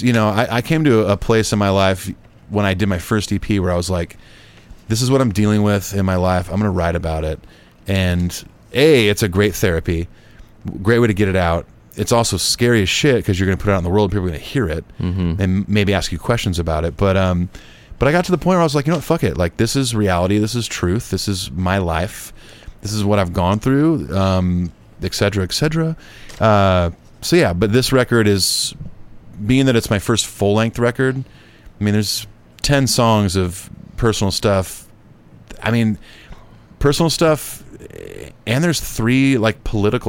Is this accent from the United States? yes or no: yes; Southern California, United States; I'm from Southern California